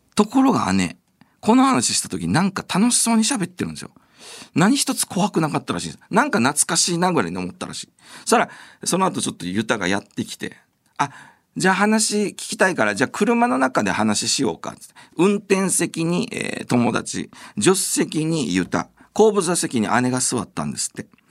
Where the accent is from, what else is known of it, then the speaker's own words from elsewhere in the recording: Okinawa, Japan; 僕はあの沖縄出身